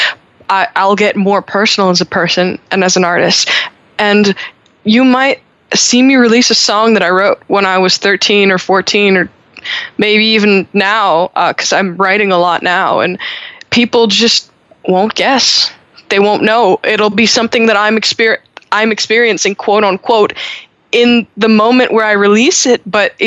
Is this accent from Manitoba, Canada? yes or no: no; Montreal, Quebec, Canada; in Montreal, we don't say that because, we're Francophone.